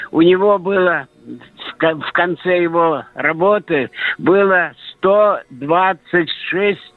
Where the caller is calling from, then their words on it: Saint Petersburg, Russia; Я звоню из Ленинграда.